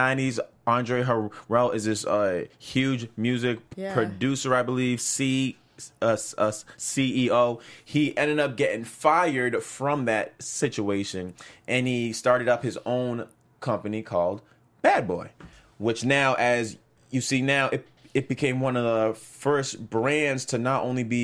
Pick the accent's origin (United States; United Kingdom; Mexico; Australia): United States; being a black man, mm-hmm, growing up in America